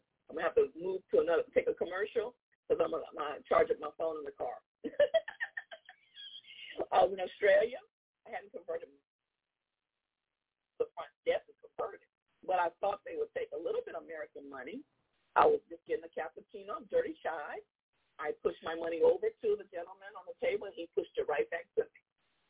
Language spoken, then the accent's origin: English; Jamaica; born there; I was born in Jamaica.